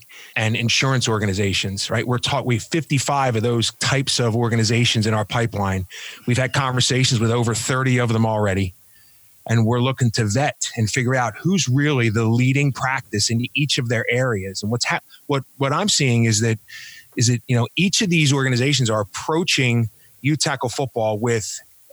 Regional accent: Philadelphia, Pennsylvania, United States; moved away as an adult; now in California, United States; I'm originally from Philadelphia. I ran a football association outside of Philadelphia years ago.

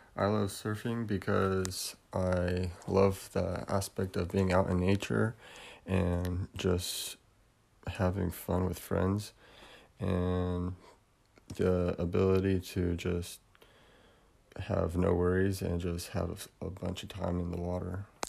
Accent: Newport Beach, California, United States; I was born in Newport Beach, California

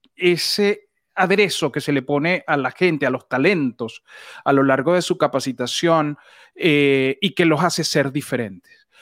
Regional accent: Venezuela; en Venezuela decimos nos cayó la locha es cuando se te prende el bombillo

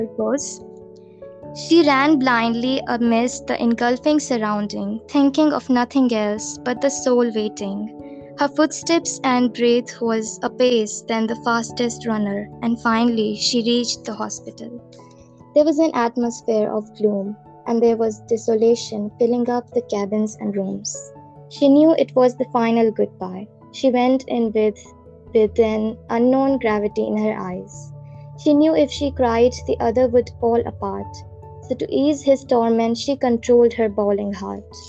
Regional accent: India; I am from India

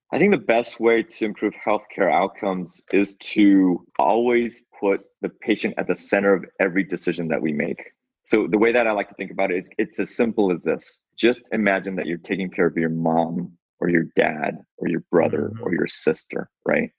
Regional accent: Seattle, Washington, United States; I'm from Seattle. So since I was a resident of Seattle

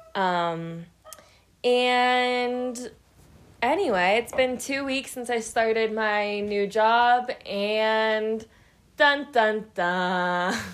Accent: Pittsburgh, Pennsylvania, United States; moved away as an adult; now in Colorado, United States; I'm from Pittsburgh, Pennsylvania. Proud.

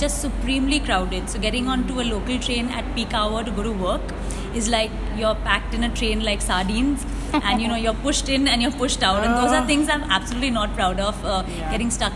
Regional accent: India; every time somebody asked me, where are you from, and I said I'm from India

